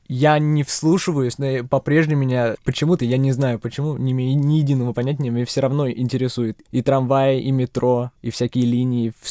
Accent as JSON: {"language": "Russian", "country": "Czechia", "tie": "born or raised there", "also_born_or_lived": "Russia", "said": "Для меня э, родной дом все-таки Чехия. Я родился в России, но три недели спустя переехали мы сюда"}